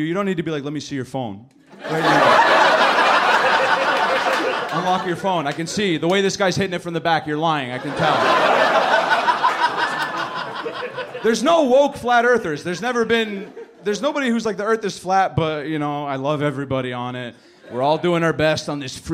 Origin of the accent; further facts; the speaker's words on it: Canada; My family's from Lebanon. You know, I'm from Canada. Like, I'm raised in Canada.